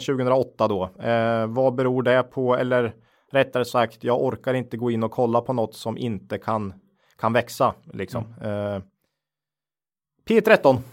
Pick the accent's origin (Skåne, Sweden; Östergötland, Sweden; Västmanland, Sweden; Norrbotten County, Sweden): Östergötland, Sweden; Finspång; jag är ju född och uppvuxen i Finspång eh, i Östergötland